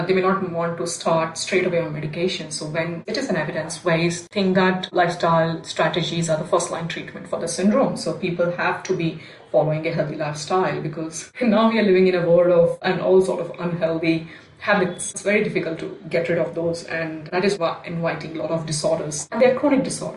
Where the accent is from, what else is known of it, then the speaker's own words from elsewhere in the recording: India; now in Australia; as an Indian woman